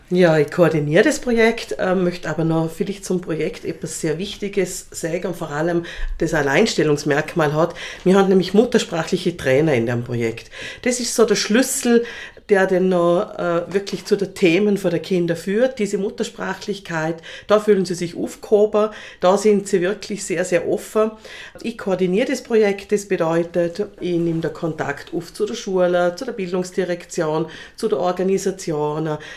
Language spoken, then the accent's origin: German; Hörbranz, Vorarlberg, Austria; Ich komme aus Hörbrands und äh, bin Sozialpädagogin vom Beruf her und Sozialmanagerin